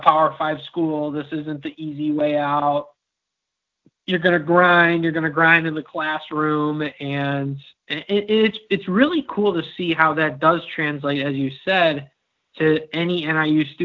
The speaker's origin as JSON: {"language": "English", "town": "Elburn", "region": "Illinois", "country": "United States", "tie": "born or raised there", "also_born_or_lived": "Peoria, Illinois", "said": "I grew up in Elburn, about 20 minutes east down 38"}